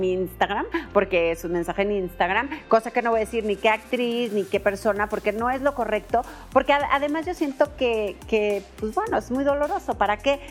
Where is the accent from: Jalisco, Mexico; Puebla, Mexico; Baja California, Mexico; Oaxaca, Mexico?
Jalisco, Mexico; Guadalajara; yo también soy de Guadalajara